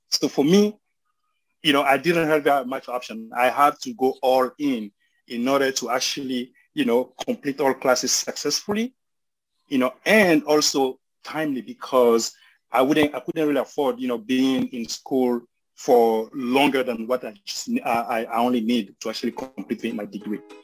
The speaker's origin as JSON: {"language": "English", "country": "Côte d’Ivoire", "tie": "born or raised there", "also_born_or_lived": "Colorado, United States", "first_language": "French and Bambara", "second_language": "English", "moved": "as an adult", "lives_now": "United States", "said": "I was born and raised in Cote d'Ivoire"}